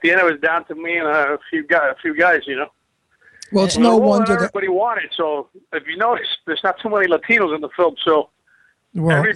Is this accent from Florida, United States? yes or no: yes; Miami, Florida, United States; now in Los Angeles, United States; I'm born and raised in Miami.